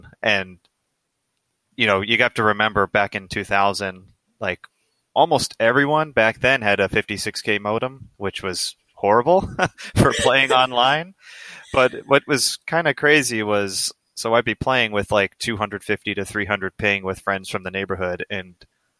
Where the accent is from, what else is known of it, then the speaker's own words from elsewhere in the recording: United States; male growing up in America